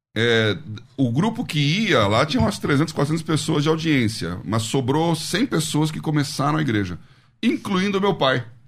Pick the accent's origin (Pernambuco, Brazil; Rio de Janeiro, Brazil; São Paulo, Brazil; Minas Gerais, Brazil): São Paulo, Brazil; eu nasci aqui em São Paulo.